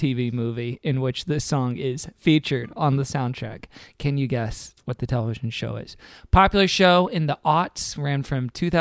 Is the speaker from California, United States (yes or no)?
no; Texas, United States; I'm from Texas